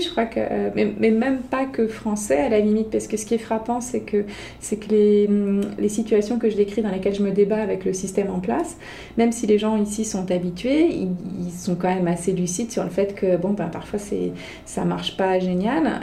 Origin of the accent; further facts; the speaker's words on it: France; moved away as an adult; now in Toronto, Canada; quand on vient de France